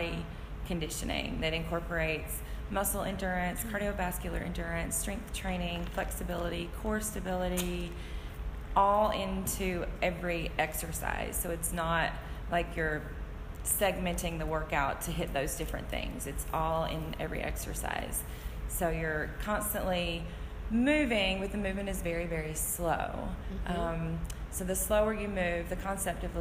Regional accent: Burnsville, North Carolina, United States; also born or lived in Hawaii; I grew up in Burnsville

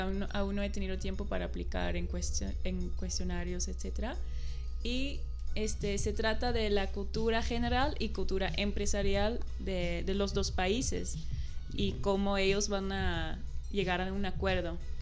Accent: Netherlands; Spanish is a second language; moved away as an adult; now in Mexico; cuando voy a regresar a Holanda

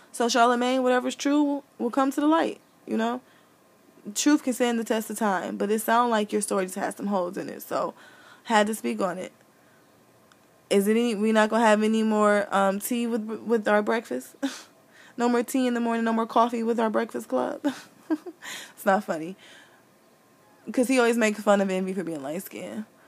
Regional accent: Midwest, United States; I'm from the Midwest

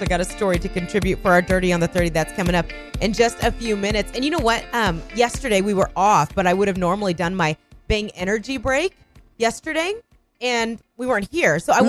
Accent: Indiana, United States; moved away; Okay, but I'm from Indiana.

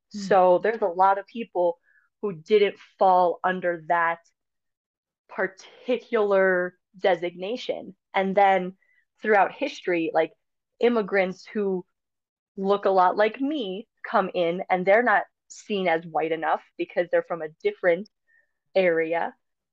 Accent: North Dakota, United States; I'm from North Dakota

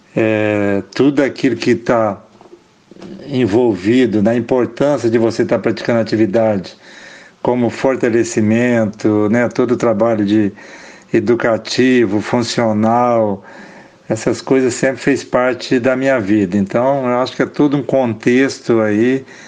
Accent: Uberlândia, Minas Gerais, Brazil; eu sou de Uberlândia

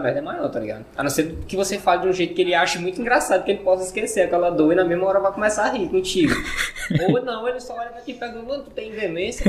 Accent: Maranhão, Brazil; moved away as an adult; sou maranhense. Eu fiquei, eu vivi lá até meus dezoito anos de idade

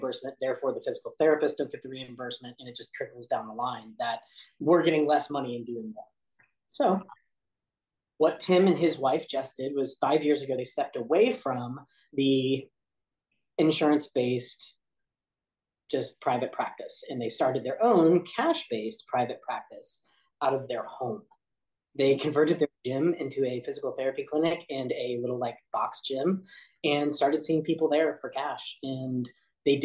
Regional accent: Kansas City, United States; also born or lived in Olathe, Kansas; I'm from Kansas City.

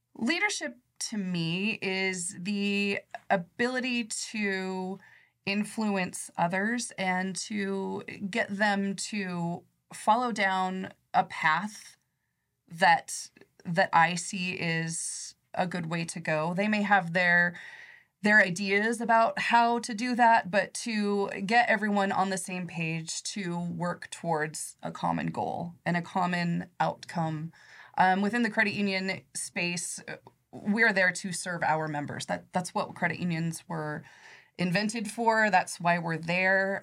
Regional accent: Nebraska, United States; I grew up in Nebraska in a little teeny small town.

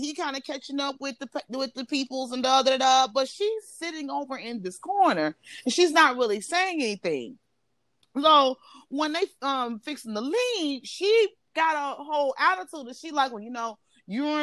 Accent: Chicago, Illinois, United States; I'm Chicagoan

